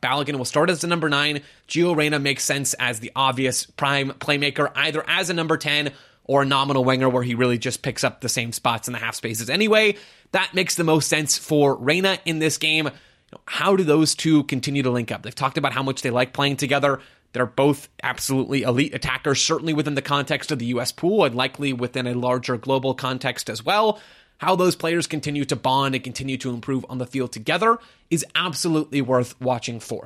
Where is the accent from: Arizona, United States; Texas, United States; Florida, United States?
Arizona, United States; Phoenix; Phoenix Rising, my hometown club